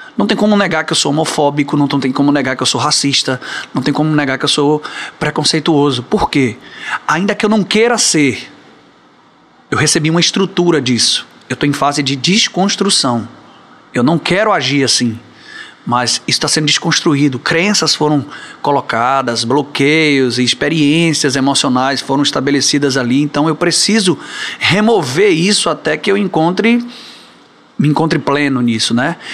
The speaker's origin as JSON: {"language": "Portuguese", "town": "Barreiras", "region": "Bahia", "country": "Brazil", "tie": "born or raised there", "also_born_or_lived": "Salvador", "said": "eu fui criado em Barreiras, né? Interior da Bahia"}